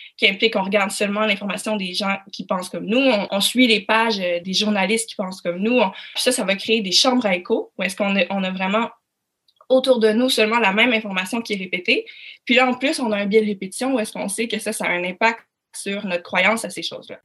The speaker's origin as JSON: {"language": "French", "region": "Quebec", "country": "Canada"}